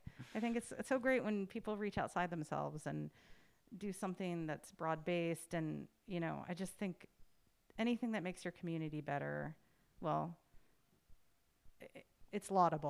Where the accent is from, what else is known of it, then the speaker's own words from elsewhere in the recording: United States; moved away; to be abroad as an American